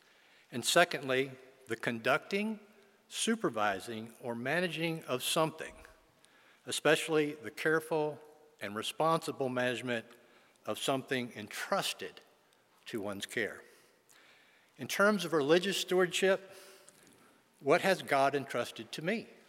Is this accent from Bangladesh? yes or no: no; western Venezuela, Venezuela; I was born and raised in Western Venezuela, the youngest of five children, two girls, followed by three boys.